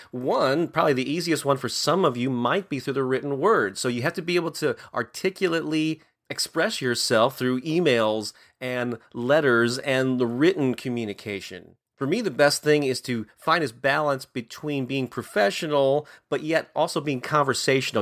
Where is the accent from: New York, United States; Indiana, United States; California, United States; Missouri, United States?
Missouri, United States; St. Louis; in my hometown of Saint Louis